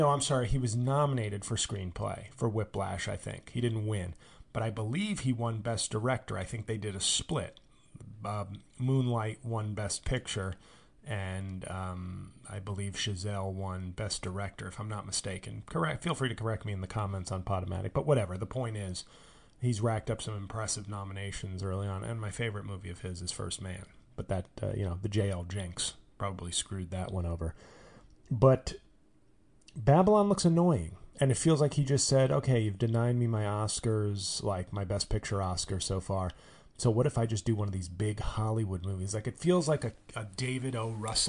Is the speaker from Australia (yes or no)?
yes; Australia; I'm Australian, but I'm doing a generic, you know, I'm hanging on a stoop in 1950s Brooklyn.